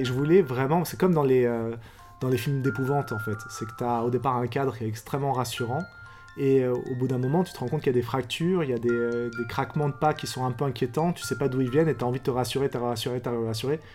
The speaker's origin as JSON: {"language": "French", "country": "France", "tie": "born or raised there", "said": "J'ai grandi en France, je suis né en France"}